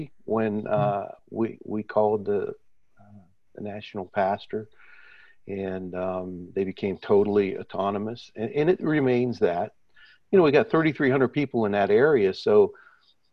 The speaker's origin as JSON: {"language": "English", "region": "Midwest", "country": "United States", "moved": "as an adult", "lives_now": "Canada", "said": "I'm from the Midwest in the States."}